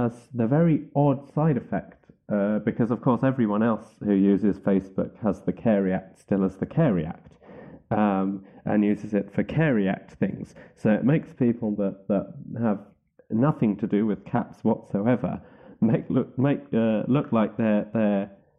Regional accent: Wales, United Kingdom; Being the Welsh nationalist that I am, I was taking quite a lot of pleasure in the fact the SNP had won that particular seat

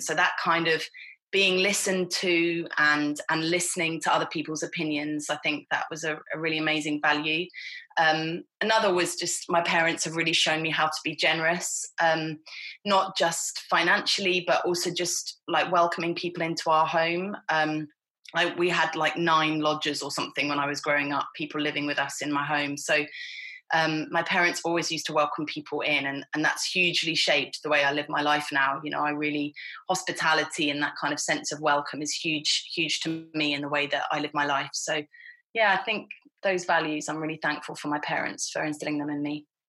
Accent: Hertfordshire, East of England, United Kingdom; I grew up in Hertfordshire, which is just 30 miles north of London

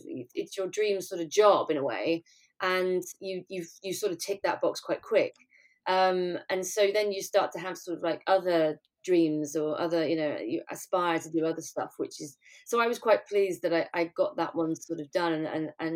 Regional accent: Cumbria, North West England, United Kingdom; moved away; I was from Cumbria, so there wasn't an awful lot of, you know, musical theatre or drama or training in that sort of area.

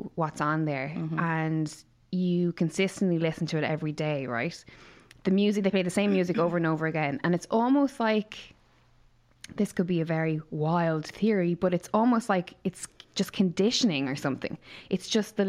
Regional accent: Ireland; our heritage as Irish people

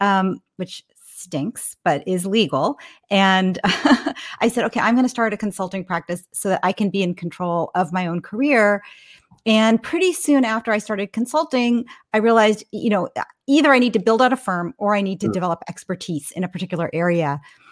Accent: Menlo Park, California, United States; So I'm almost a lifer in the Bay Area. I grew up in Menlo Park, California. My dad and mom moved here from Brooklyn when I was 4 years old, kind of in search for a better life

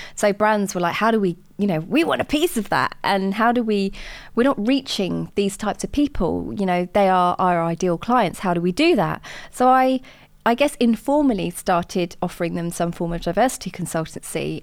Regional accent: Watford, East of England, United Kingdom; I grew up in Watford

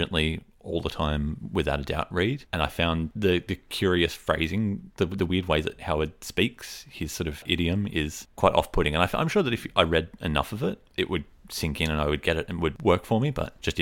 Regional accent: Sydney, New South Wales, Australia; I grew up, for the most part, you know, my early childhood years were in the wonderfully named Western Sydney suburb of Rooty Hill.

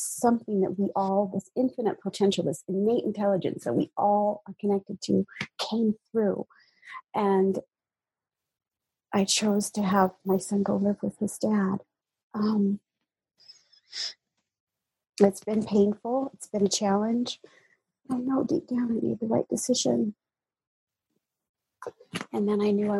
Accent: United States; born or raised there; moved away as an adult; now in Hawaii, United States

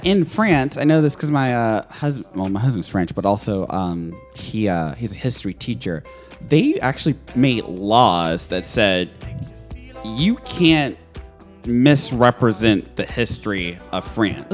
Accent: Nashville, Tennessee, United States; I'm from, I was raised in Nashville

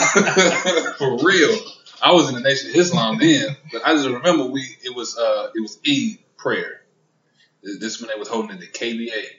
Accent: United States; I was born black in America.

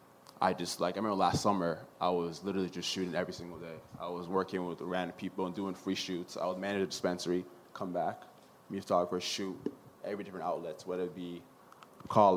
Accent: Nigeria; now in Canada; I'm from Nigeria.

